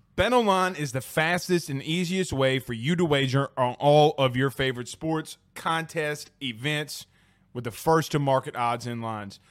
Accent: Deep South, United States; I'm from the Deep South

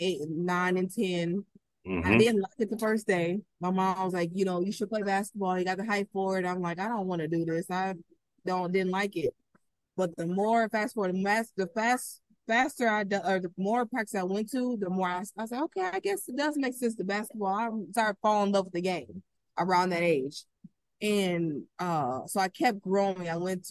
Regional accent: Minneapolis, Minnesota, United States; I'm from Minneapolis, Minnesota

